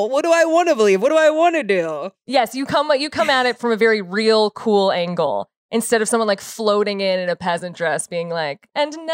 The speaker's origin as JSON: {"language": "English", "town": "Chicago", "region": "Illinois", "country": "United States", "said": "I'm from Chicago."}